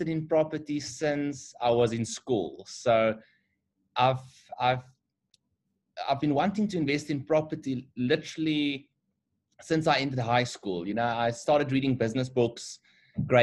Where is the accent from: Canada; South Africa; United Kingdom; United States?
South Africa; Bloemfontein, Free State; moved away as an adult; now in Johannesburg, South Africa; We grew up in Bloemfontein. Both of us are from Bloemfontein